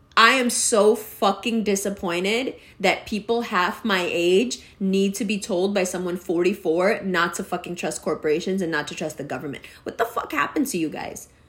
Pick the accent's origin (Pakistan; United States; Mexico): Pakistan; I'm always Pakistani